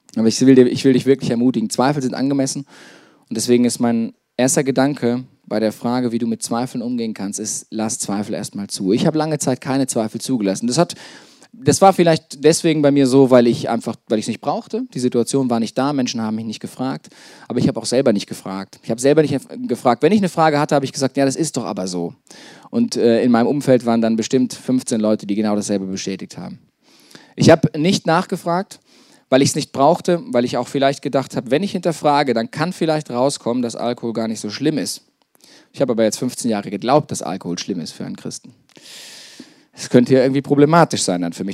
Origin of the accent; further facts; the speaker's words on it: Detmold, North Rhine-Westphalia, Germany; moved away as an adult; also born or lived in Lake Starnberg, Bavaria; ich bin in Detmold aufgewachsen